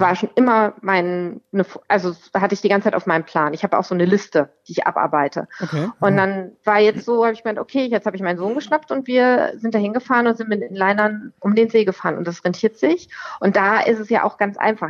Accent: Rüsselsheim, Hesse, Germany; moved away as an adult; now in Wetterau, Germany; Ich komme aus Rüsselsheim, Alt-Hassloch.

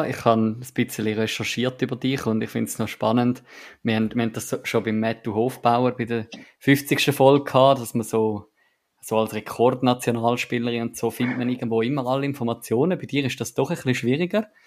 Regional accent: Switzerland; vor einem Jahr haben wir als Schweizer beim EFT ziemlich eingeschaut.

